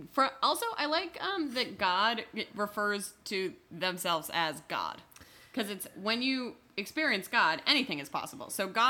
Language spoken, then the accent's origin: English; Northern California, United States; We're both from Northern California